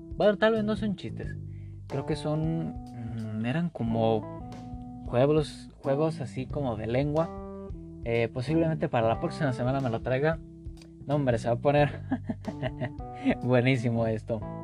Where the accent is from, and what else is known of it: Mexico